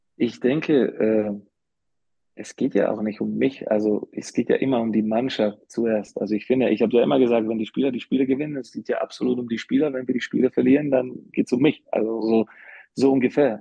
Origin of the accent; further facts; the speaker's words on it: Slovakia; German is a second language; also born or lived in Karlsruhe, Germany / Bamberg, Germany / Munich, Germany / Ulm, Germany; now in Germany; ich bin ja jetzt länger außerhalb der Slowakei, als ich in der Slowakei war